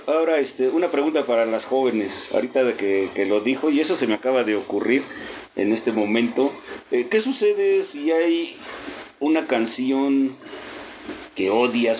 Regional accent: Mexico City, Mexico; now in Puebla, Mexico; Yo soy del DF

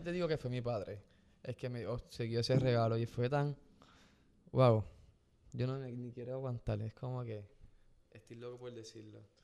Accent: Gurabo, Puerto Rico; mi pueblo en Gurabo, en Puerto Rico

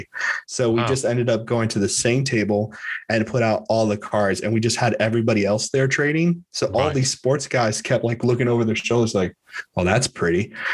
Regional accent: Miami, Florida, United States; I'm from Miami

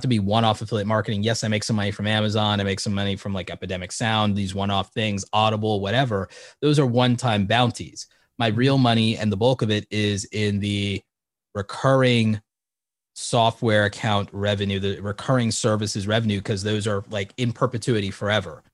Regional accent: New York, United States; I was born in New York

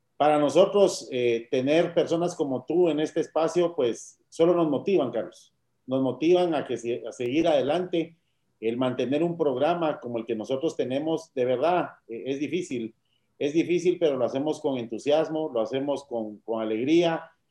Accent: Guatemala; tenemos que explorar como guatemaltecos

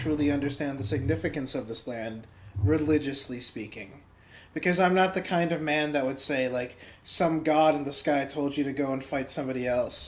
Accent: United States; as an American

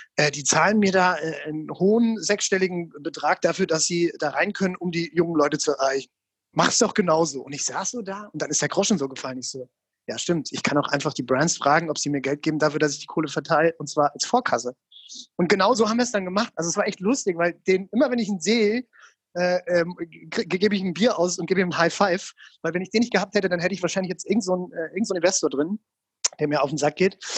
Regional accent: Mainz, Rhineland-Palatinate, Germany; ich komme ja aus Mainz ursprünglich

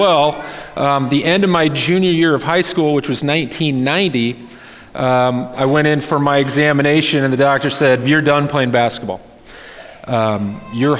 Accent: Wayne, Nebraska, United States; now in Lincoln, United States; originally I'm from Wayne, Nebraska

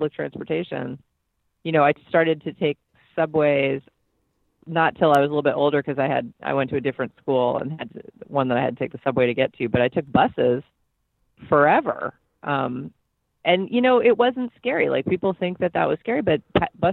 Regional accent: New York City, New York, United States; moved away; I grew up in New York City in Manhattan in Hell's Kitchen

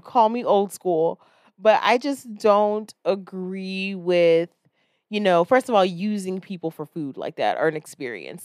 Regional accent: Florida, United States; I'm from Florida

